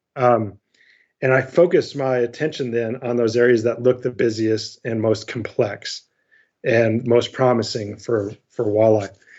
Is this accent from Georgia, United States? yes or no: no; Northwest Ohio, United States; moved away as an adult; also born or lived in upstate New York; I grew up in Northwest Ohio